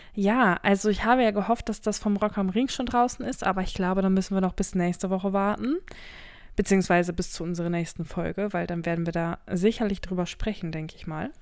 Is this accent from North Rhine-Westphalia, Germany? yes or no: yes; North Rhine-Westphalia, Germany; wir in NRW, ich komme ja aus NRW